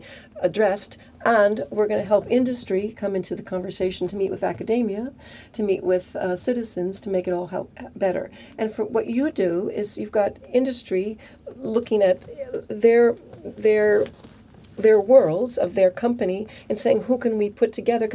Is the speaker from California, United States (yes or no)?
yes; Silicon Valley, California, United States; moved away as an adult; now in Europe; I'm from Silicon Valley originally, from California